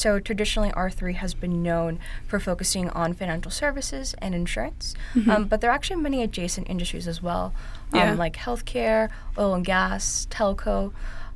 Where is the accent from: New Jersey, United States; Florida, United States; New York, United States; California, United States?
New York, United States; New York City; I'm actually a born and bred New Yorker.